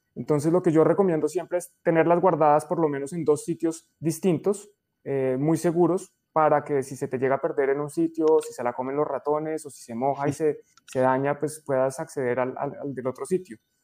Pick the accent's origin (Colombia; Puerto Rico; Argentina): Colombia; en Colombia decimos